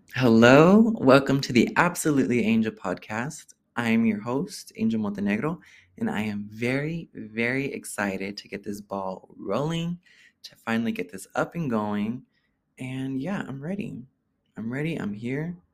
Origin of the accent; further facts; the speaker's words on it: Oakland, California, United States; growing up in Oakland, being a gay person in Oakland, growing up there as a gay person